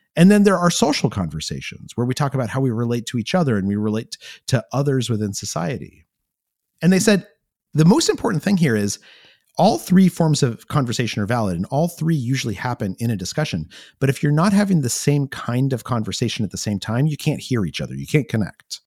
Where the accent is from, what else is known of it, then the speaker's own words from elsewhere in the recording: New Mexico, United States; I grew up in New Mexico